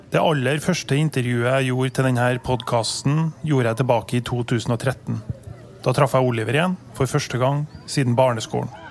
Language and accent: Norwegian; Trondheim, Trøndelag, Norway; den plassen der jeg vokste opp på 90-tallet, Ranheim